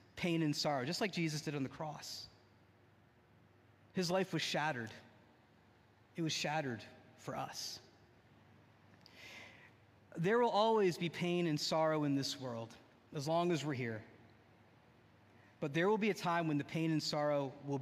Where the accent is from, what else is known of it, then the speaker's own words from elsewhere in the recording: New Jersey, United States; I grew up in the great state of New Jersey.